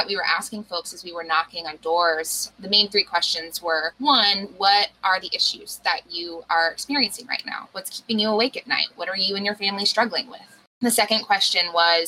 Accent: Western North Carolina, United States; I grew up out here in Western North Carolina. I call myself a proud Appalachian woman.

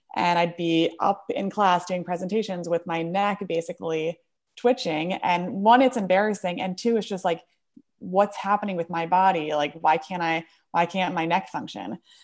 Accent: Bergen County, New Jersey, United States; moved away as an adult; now in Brooklyn, United States; I actually grew up in New Jersey, Bergen County area

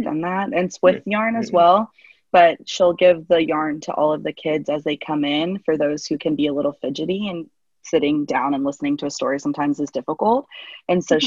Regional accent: Central Florida, United States; also born or lived in Costa Rica; I'm from Central Florida

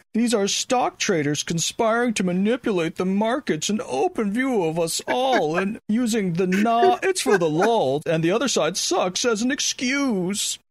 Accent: United States; as an American, that's how I eat all dinner

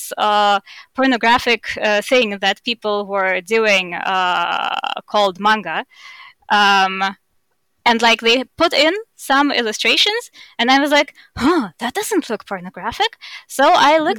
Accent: Estonia; accent: Russian; now in Germany; I grew up in Estonia, which has a 20% Russian population

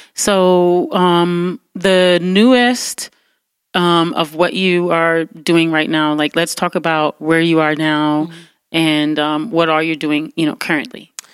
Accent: Detroit, Michigan, United States; I grew up in Detroit

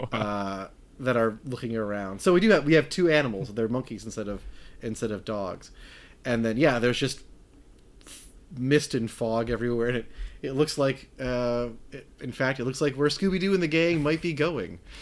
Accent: Wisconsin, United States; I'm from Wisconsin

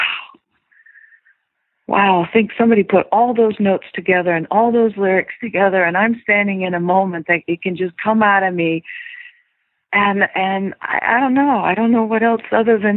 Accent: Silicon Valley, California, United States; also born or lived in Europe; I come from Silicon Valley and I was a programmer, a coder at a very young age

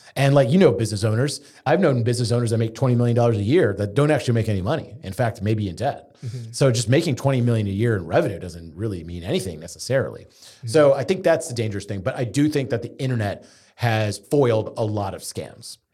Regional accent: Houston, Texas, United States; growing up in Houston, we had a lot of Zoroastrian family

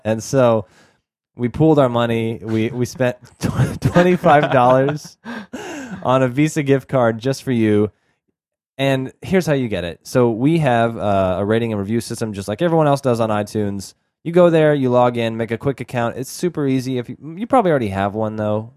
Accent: Texas, United States; where we grew up in Texas

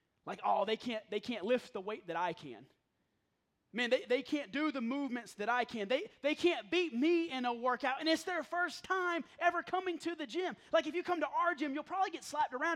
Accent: South Carolina, United States; moved away; also born or lived in Hickory, North Carolina; I grew up in the South, and that's what you called people. You didn't call them pastors, you called them preachers. I'm from South Carolina

